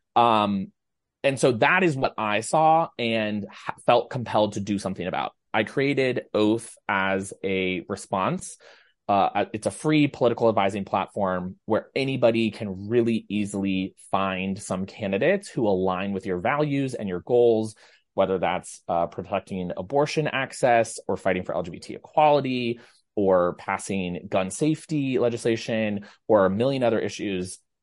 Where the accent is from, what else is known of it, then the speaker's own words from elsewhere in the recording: Ohio, United States; now in New York, United States; you and I both live in New York, but we're both from Ohio